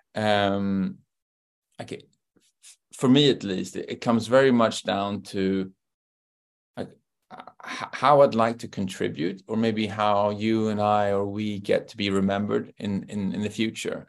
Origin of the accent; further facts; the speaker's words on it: London, United Kingdom; I grew up in Great Britain, and so I was born in London